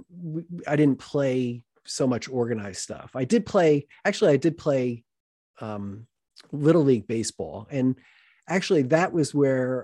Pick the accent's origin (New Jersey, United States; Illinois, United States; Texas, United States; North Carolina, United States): New Jersey, United States; Boonton Township; I grew up in Booton Township